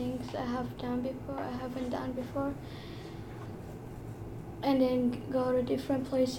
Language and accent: English; Hilliard, Ohio, United States; I'm from Hilliard, Ohio.